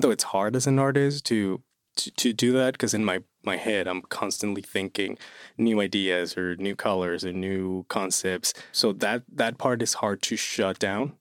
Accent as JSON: {"language": "English", "town": "Toluca", "region": "State of Mexico", "country": "Mexico", "second_language": "English", "moved": "as an adult", "lives_now": "Lehigh Valley, United States", "said": "I'm originally from Mexico City. Well, I'm from Toluca, which is an hour away from Mexico City. And I moved here in twenty twenty"}